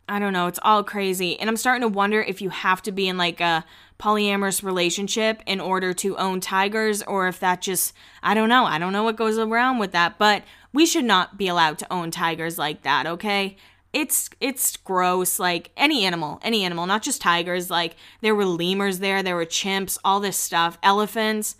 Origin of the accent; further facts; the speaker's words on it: Massachusetts, United States; I grew up in Massachusetts